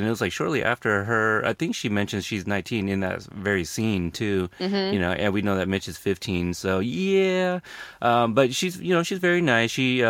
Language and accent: English; Texas, United States; I was born in Texas.